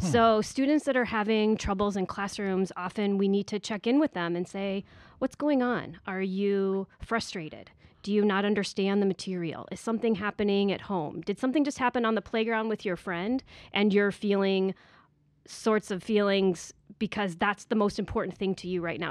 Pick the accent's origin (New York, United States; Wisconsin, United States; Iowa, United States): Iowa, United States; moved away as an adult; also born or lived in Indiana; now in Manhattan Beach, United States; I was born and raised in Iowa